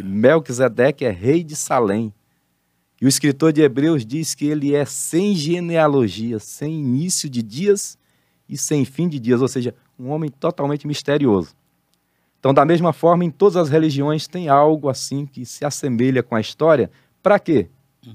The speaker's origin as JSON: {"language": "Portuguese", "town": "Salvador", "region": "Bahia", "country": "Brazil", "tie": "born or raised there", "also_born_or_lived": "Pio IX, Piauí", "said": "eu nasci num berço evangélico é, no interior do Piauí, uma cidade chamada Pio Nono, mas eu cresci em Salvador, na Bahia"}